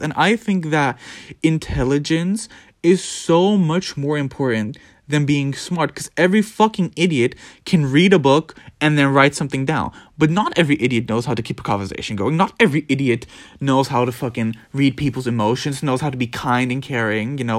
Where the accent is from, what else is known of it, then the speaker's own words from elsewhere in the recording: Netherlands; I was born in the Netherlands